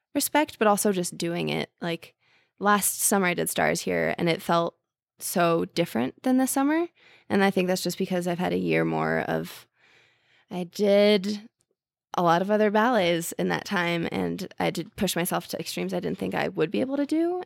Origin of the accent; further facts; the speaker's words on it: Princeton, New Jersey, United States; now in New York City, United States; I'm from Jersey.